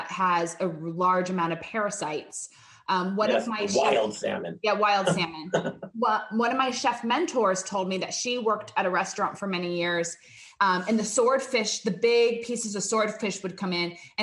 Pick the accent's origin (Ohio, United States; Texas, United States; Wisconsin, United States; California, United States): California, United States; Laguna Beach; I grew up here in Laguna Beach